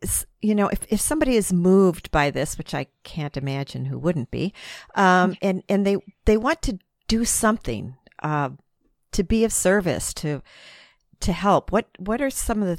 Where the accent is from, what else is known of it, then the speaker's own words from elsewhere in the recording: United States; because I'm American, that I'm sure that we have the same problem in the States.